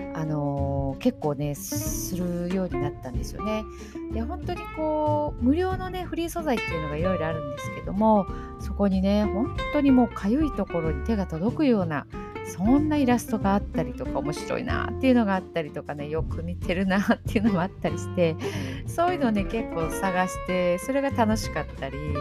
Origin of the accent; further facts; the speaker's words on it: Okayama, Japan; 地元が岡山